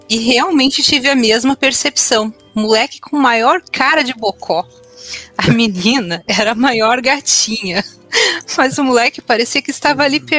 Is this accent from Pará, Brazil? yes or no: yes; Belém, Pará, Brazil; sou de Belém do Pará. Isso mesmo. O cast está atravessando o Brasil. Chegamos em uhum. Belém do Pará, tá bom.